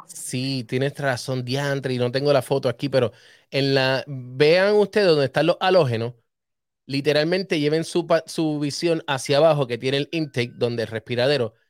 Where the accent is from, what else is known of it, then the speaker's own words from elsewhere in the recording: Humacao, Puerto Rico; desde Los Rosales, donde yo nací, en Humacao.